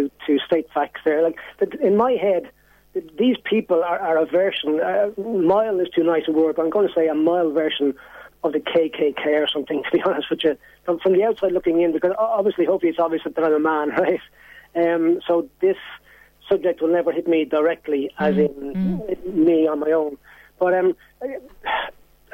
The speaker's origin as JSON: {"language": "English", "country": "Ireland", "said": "as an Irishman"}